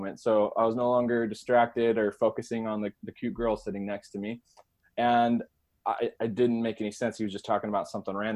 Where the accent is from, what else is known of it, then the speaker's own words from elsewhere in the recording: Arizona, United States; the actual campground for the entire state of Arizona was in my hometown